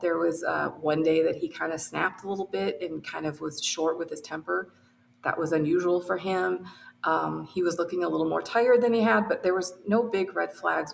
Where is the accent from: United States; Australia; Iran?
United States; outside of Detroit, Michigan; I was raised outside of Detroit